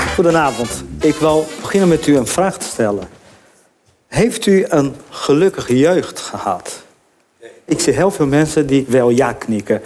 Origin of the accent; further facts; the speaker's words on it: Brazil; now in Netherlands; ik ben Braziliaan